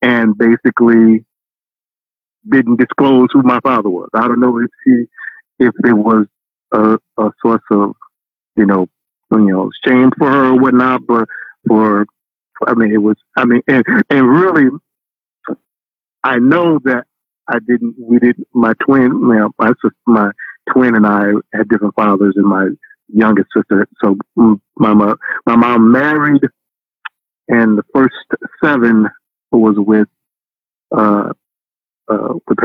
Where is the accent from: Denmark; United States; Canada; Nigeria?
United States; St. Louis, Missouri; I grew up in North St. Louis